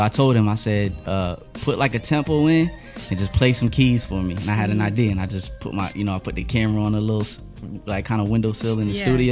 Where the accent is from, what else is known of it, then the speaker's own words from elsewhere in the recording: York, Pennsylvania, United States; also born or lived in Costa Mesa, California; Drove back to PA, and PA made me who I am